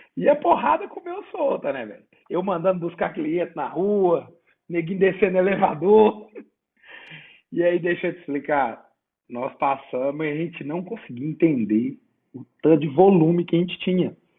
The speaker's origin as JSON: {"language": "Portuguese", "town": "Sete Lagoas", "region": "Minas Gerais", "country": "Brazil", "said": "porque eu sou de Sete Lagoas"}